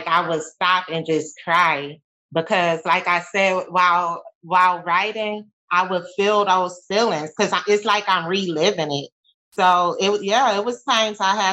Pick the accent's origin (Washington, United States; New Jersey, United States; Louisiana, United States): Louisiana, United States; New Orleans; I'm from New Orleans